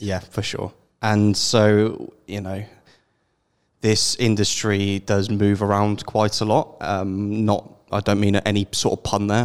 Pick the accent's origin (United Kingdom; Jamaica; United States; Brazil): United Kingdom; now in Netherlands; as a British person